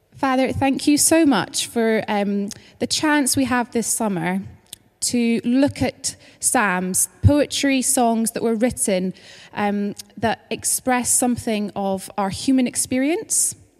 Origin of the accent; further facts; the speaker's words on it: Scotland, United Kingdom; moved away as an adult; now in London, United Kingdom; if you're kind of trying to figure out my accent, just to say that I'm originally from Scotland, but I've lived in London for a couple of years now